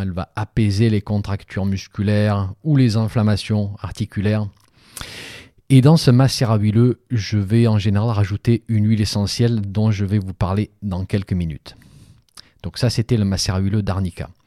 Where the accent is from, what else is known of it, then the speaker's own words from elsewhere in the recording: Provence-Alpes-Côte d'Azur, France; chez moi en Provence